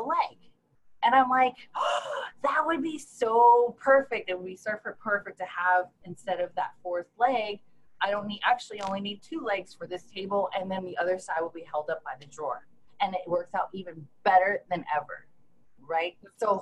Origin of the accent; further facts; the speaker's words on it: Honolulu, Hawaii, United States; also born or lived in Seattle, Washington; now in San Diego, United States; I'm actually originally from Honolulu, Hawaii